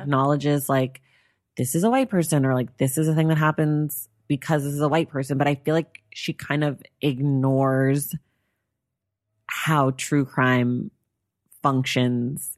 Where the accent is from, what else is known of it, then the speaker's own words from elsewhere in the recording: Northern California, United States; I'm from Northern California